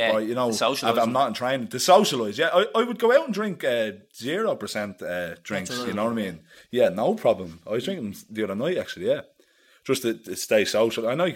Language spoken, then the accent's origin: English; Dublin, Leinster, Ireland; I'm from the Broadstone